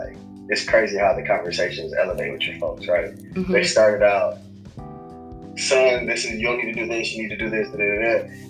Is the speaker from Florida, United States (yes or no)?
yes; Homestead, Florida, United States; also born or lived in Pennsylvania / Arkansas; I was born in Pennsylvania, but I grew up in, like... Florida, at Homestead, Florida, down south, Dade County, you feel me? South of Miami